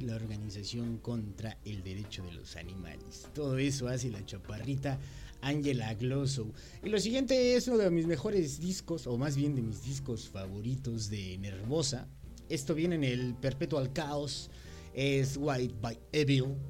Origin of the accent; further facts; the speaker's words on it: Mexico; como buen mexicano